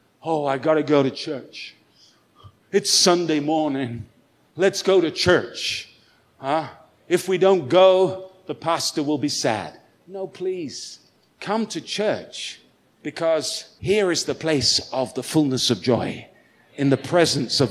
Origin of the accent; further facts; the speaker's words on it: United Kingdom; now in Goiânia, Brazil; I'm a British guy. I'm living in Goiânia